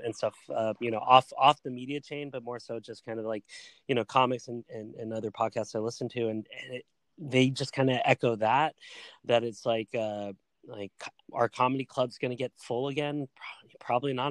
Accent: Southern California, United States; growing up in Southern California

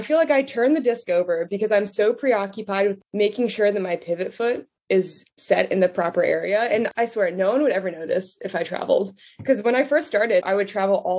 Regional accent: New Jersey, United States; I'm from New Jersey.

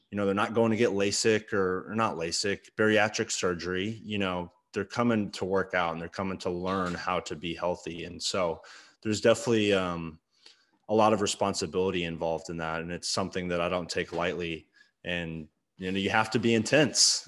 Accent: Arlington, United States; growing up in Arlington

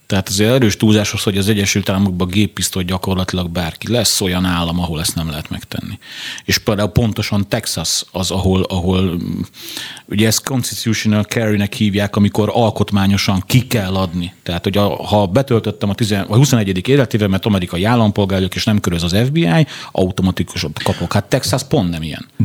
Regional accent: Pest, Hungary; én ugye mivel Pest megyei vagyok, a Pest megyei kapit, rendőrfőkapitányság, és ott elbírálják

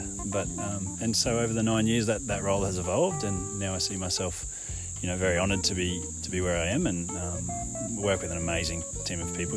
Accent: Ipswich, Queensland, Australia; also born or lived in Brisbane; now in Gold Coast, Australia; I grew up in Ipswich, just outside of Brisbane, west of Brisbane

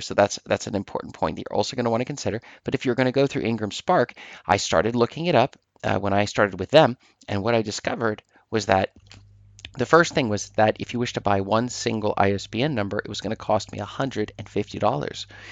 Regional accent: Norway; I'm from Norway, in Norway here

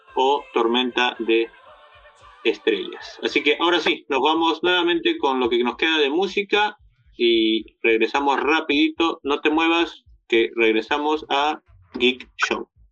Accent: Peru; nosotros como peruanos

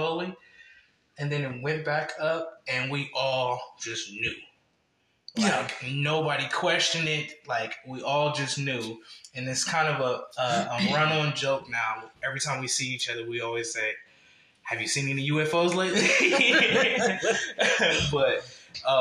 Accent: Columbus, Ohio, United States; moved away as an adult; also born or lived in Akron, Ohio; Originally, I'm from Columbus. I was born in Akron, then raised in Columbus

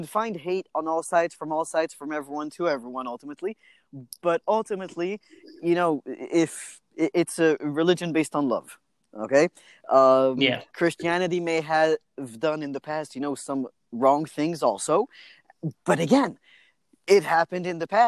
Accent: France; moved away; I said, France

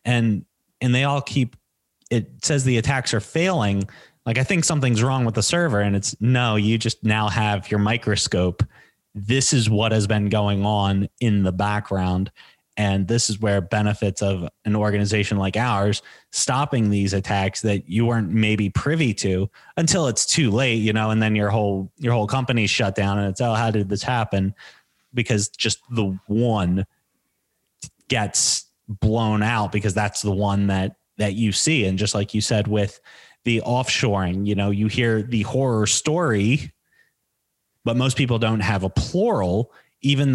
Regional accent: United States

